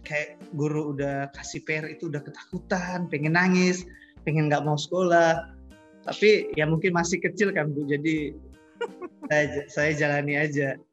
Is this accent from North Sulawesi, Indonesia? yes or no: yes; North Sulawesi, Indonesia; born there; Saya lahir di Kepulauan Sangihe.